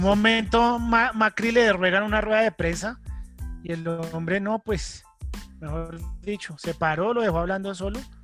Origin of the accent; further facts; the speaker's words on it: Colombia; nosotros somos colombianos